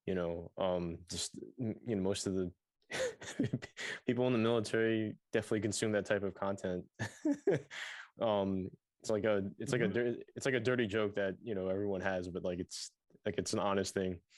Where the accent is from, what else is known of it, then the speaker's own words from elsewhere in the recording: New York City, New York, United States; I'm from Queens and I drive down Francis Lewis Boulevard every now and then